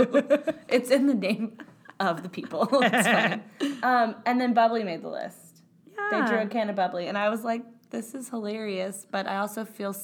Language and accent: English; Indiana, United States; I am from Indiana, which is a very big basketball state.